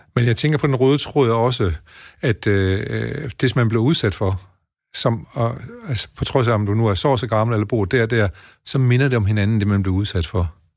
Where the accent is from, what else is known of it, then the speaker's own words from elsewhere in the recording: Denmark; vi som danskere